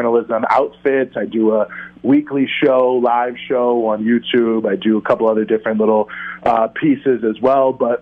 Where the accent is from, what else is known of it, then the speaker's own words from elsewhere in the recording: Charlottesville, Virginia, United States; moved away as an adult; also born or lived in Washington, D.C.; now in New York, United States; I'm originally from Virginia, Charlottesville, Virginia, yes, the infamous Charlottesville of the 2017 events, where I grew up